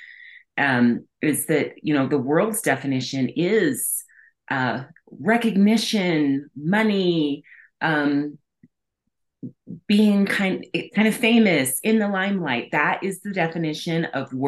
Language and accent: English; New Mexico, United States; I'm from New Mexico